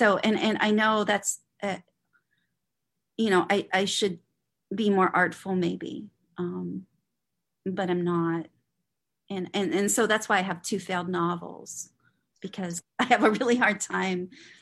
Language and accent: English; Trafford, North West England, United Kingdom; I grew up working class in Trafford.